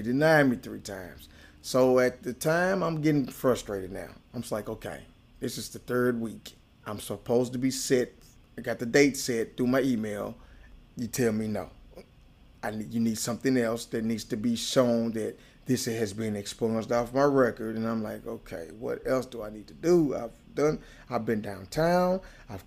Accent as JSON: {"language": "English", "town": "Nashville", "region": "Tennessee", "country": "United States", "tie": "born or raised there", "said": "Nashville, Tennessee. Been there 46 years all my life."}